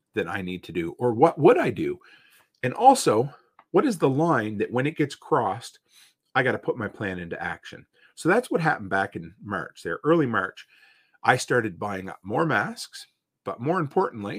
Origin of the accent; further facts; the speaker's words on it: Provost, Alberta, Canada; moved away; my hometown, to Provost